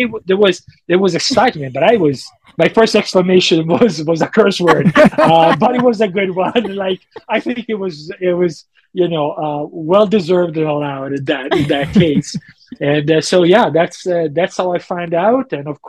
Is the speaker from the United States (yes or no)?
yes; Auburn, California, United States; "Of course I did. I'm from Auburn. I ran it 3 times and I paced 4 times.